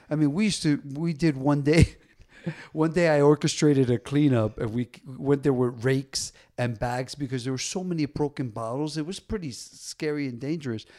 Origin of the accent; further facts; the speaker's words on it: Paterson, New Jersey, United States; I grew up in Paterson, New Jersey